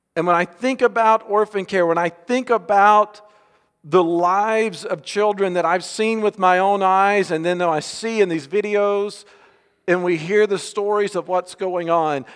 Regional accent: Alabama, United States; We grew up right here in Alabama

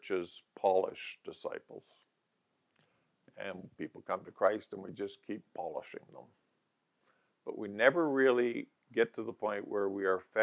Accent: Calgary, Alberta, Canada; also born or lived in Barrhead, Alberta; I was raised in Calgary. I'd taken all my school, 10 and a half years of school in Calgary

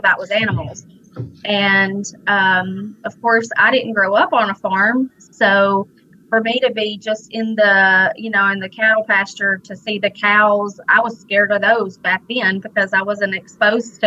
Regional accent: Gleason, Tennessee, United States; now in Clarksburg, United States; I'm actually from Weakley County. Grew up in Gleason

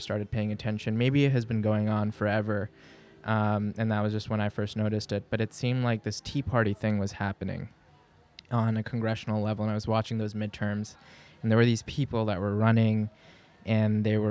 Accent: New York City, New York, United States; also born or lived in Lahore, Pakistan / Long Island, New York; I was born in Bay Ridge in Brooklyn on 9/11/1990

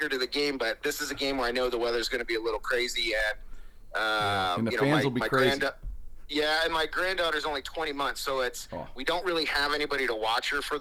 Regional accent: central Pennsylvania, United States; moved away as an adult; now in Pittsburgh, United States; I kind of grew up until about, you know, high school in central Pennsylvania

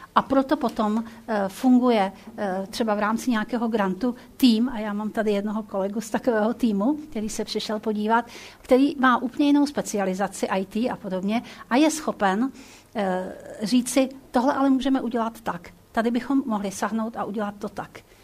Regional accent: Prague, Czechia; also born or lived in Hrusice; já jsem Pražák

